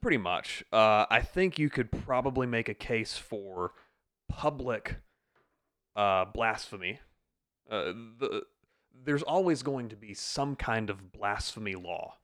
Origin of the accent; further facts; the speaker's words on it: upstate South Carolina, United States; I am an upstate South Carolina native. I was actually born here